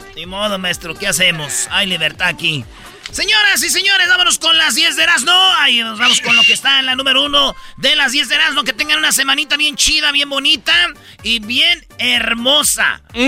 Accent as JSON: {"language": "Spanish", "country": "Mexico", "said": "los mexicanos"}